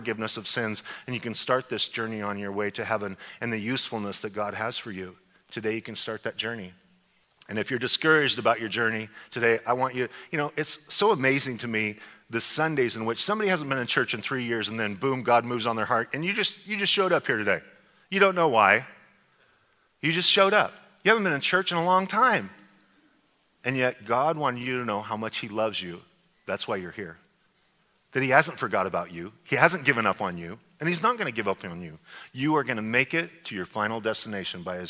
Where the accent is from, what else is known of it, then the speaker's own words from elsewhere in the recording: Snake River, southern Idaho, United States; growing up on the Snake River my whole life